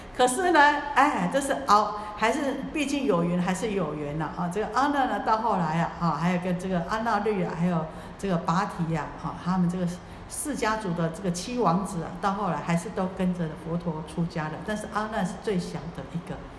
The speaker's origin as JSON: {"language": "Chinese", "country": "Taiwan"}